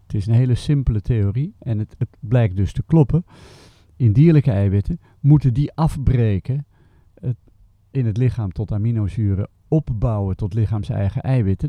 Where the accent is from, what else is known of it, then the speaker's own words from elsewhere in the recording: Haarlem, North Holland, Netherlands; moved away as an adult; also born or lived in Delft; now in Schoten, Belgium; Ik ben geboren in Haarlem okay. in 1947. En we hebben het langst gewoond in Delft